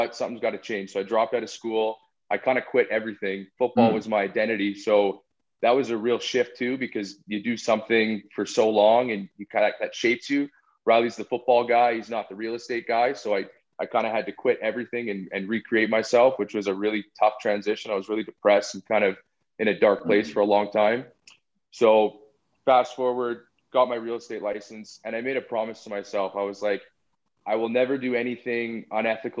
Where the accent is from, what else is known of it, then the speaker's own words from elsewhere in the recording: Calgary, Alberta, Canada; also born or lived in Vancouver, Canada; I was born in Vancouver, John's hometown. Moved to Calgary at an early age